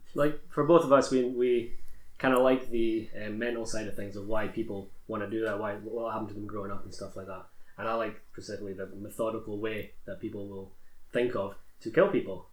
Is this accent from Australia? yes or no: no; Perth, Scotland, United Kingdom; also born or lived in Hong Kong; I'm from Perth